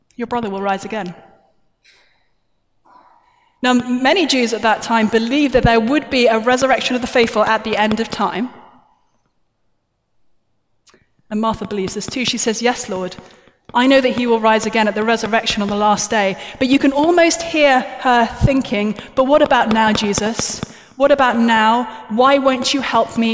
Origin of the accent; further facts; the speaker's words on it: United Kingdom; I'm British